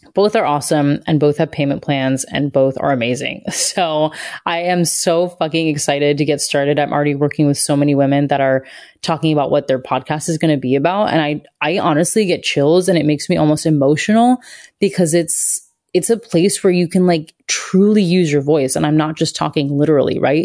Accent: Satellite Beach, Florida, United States; I grew up in Satellite Beach, Florida.

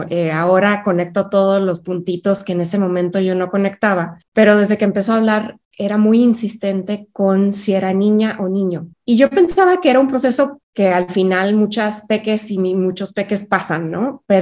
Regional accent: Mexico City, Mexico; Yo crecí en varias ciudades de México. Eh, me dedico, pero soy originaria de la Ciudad de México. Entonces soy chilanga.

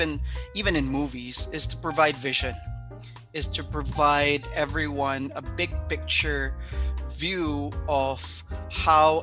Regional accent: Philippines; moved away; I come from the Philippines, our culture there is very open to the arts

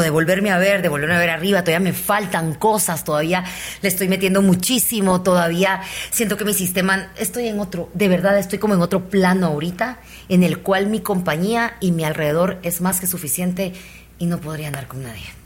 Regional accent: Guatemala; También soy chapina

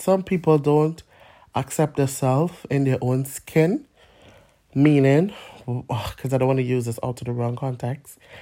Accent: Trinidad & Tobago; now in London, United Kingdom; I'm a migrant from Trinidad and Tobago, or originally from Trinidad and Tobago

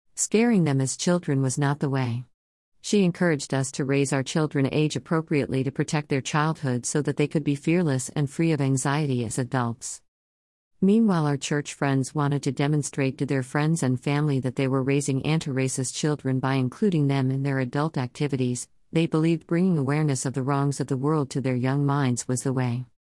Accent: Los Angeles, California, United States; Growing up in Los Angeles

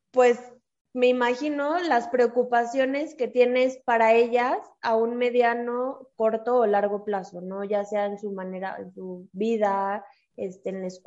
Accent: Mexico

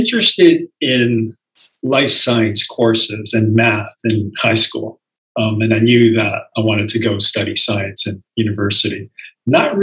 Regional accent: Toronto, Ontario, Canada; moved away as an adult; also born or lived in Philadelphia; now in Milwaukee, United States; I was born and raised in Toronto.

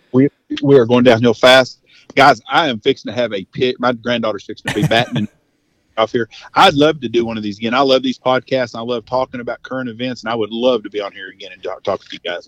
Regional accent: United States; We're all Americans

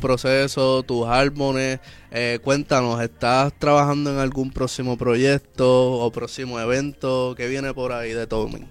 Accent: San Juan, Puerto Rico; nos criamos en Villa Palmera

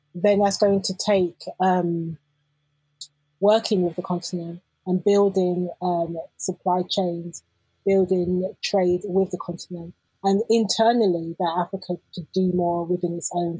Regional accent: London, United Kingdom; growing up in London

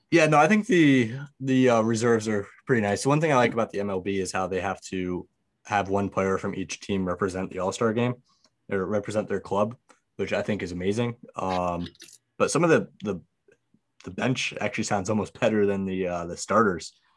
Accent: Connecticut, United States; I'm, I'm from Connecticut

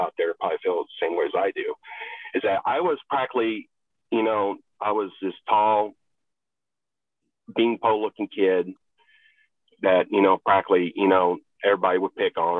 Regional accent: a rural Appalachian state, United States; moved away as an adult; also born or lived in Texas; I was born in Texas. I did not grow up there. Actually, I grew up in a rural Appalachian state until I was 18

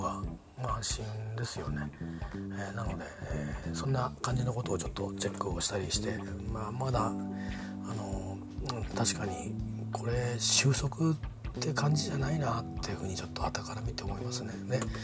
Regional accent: Kimitsu, Chiba, Japan; moved away; 僕が住んでたね君津っていう町の、えー、で地元の公民館いくつか公民館並んでてその中にうちの地元の公民館も元地元の公民館もあって

